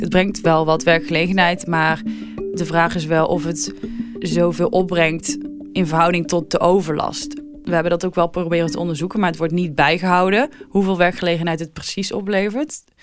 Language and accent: Dutch; North Brabant, Netherlands; moved away; Ik kom zelf uit Brabant